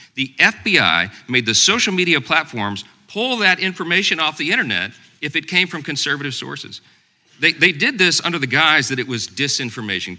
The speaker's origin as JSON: {"language": "English", "region": "Louisiana", "country": "United States", "said": "my home state of Louisiana"}